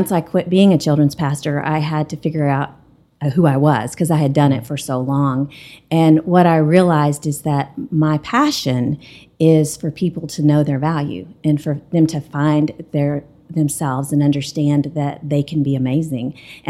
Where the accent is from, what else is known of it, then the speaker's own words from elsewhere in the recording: Lubbock, Texas, United States; moved away as an adult; now in Amarillo, United States; we both grew up in Lubbock.